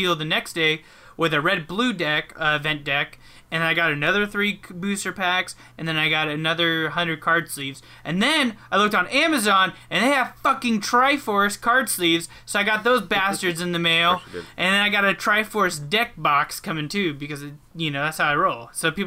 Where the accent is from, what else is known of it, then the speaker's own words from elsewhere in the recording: Anchorage, Alaska, United States; I was born in Anchorage